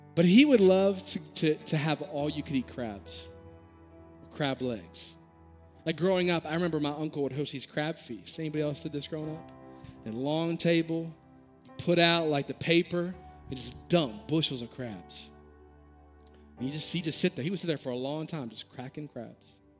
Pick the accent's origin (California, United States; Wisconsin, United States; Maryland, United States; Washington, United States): Maryland, United States; born and raised in Maryland